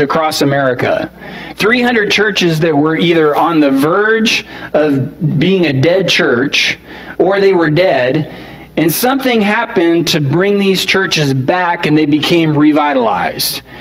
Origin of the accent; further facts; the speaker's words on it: San Antonio, Texas, United States; I'm from San Antonio.